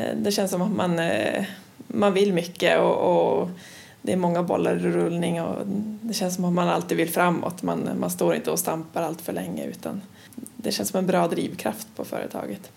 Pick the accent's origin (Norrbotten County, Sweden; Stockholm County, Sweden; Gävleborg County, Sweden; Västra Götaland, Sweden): Norrbotten County, Sweden; Luleå; also born or lived in Linköping / Umeå; jag kommer ursprungligen från Luleå eh, och efter gymnasiet så flyttade jag ner till Linköping